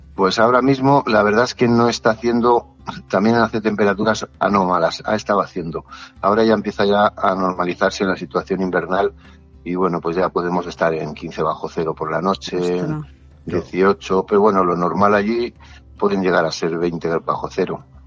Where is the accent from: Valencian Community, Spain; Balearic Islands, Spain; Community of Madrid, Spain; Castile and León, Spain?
Community of Madrid, Spain; Torrelodones; aquí en Torrelodones, que es de donde yo soy